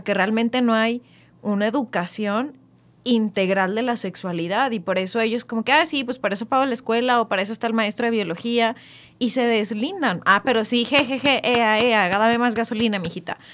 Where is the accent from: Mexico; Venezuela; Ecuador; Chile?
Mexico; como mexicanos